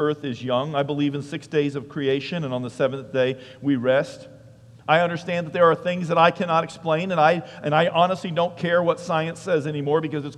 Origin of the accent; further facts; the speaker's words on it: New England, United States; I'm from New England, so you have to say wicked before things.